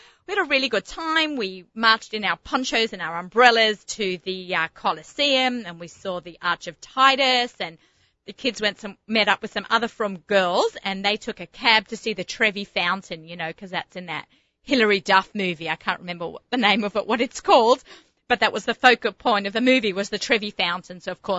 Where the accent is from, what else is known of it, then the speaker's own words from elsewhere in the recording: Australia; being the Aussie gourmet and personal chef and foodie, food lover, food shopper, food everything.